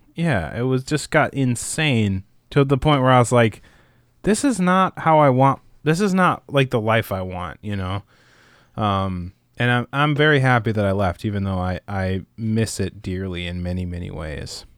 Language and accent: English; Midwest, United States; I grew up in the Midwest